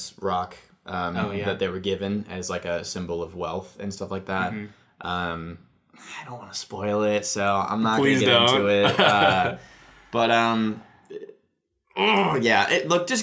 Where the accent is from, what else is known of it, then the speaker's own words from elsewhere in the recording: United States; Being an American